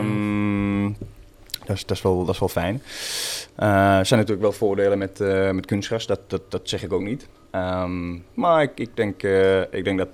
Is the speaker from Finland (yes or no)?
yes; Porvoo, Uusimaa, Finland; first language Swedish; Dutch is a second language; now in Netherlands; Porvo, waar ik vandaan kom, eh, ligt eh, ongeveer een eh, ja, half uurtje, 40 minuutjes van, van Helsinki